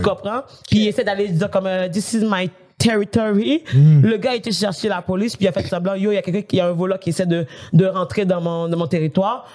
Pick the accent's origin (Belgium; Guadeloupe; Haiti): Haiti; moved away; chez moi, en Haïti